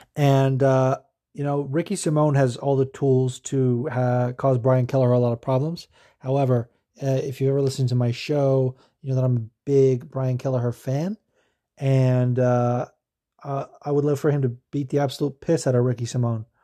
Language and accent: English; California, United States; moved away; I'm from California originally.